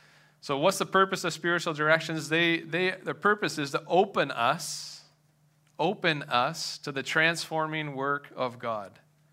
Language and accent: English; Madoc, Ontario, Canada; now in southwestern Ontario, Canada; I moved from Madoc, which is north of Belleville, east of Peterborough. That's where I grew up.